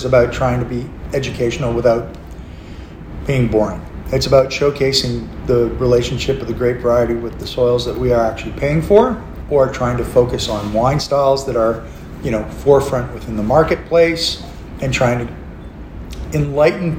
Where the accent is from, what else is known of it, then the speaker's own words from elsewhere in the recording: Canada; now in Australia; I've always referred to myself as the Canadian at large. I've been in Australia for decades